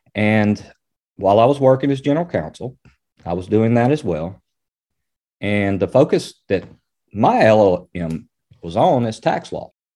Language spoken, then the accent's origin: English; Springdale, Arkansas, United States; I'm from Arkansas, Springdale, Arkansas, and grew up there.